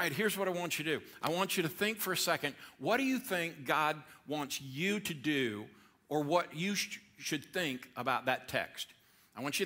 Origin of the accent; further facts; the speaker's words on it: Georgia, United States; I'm from Georgia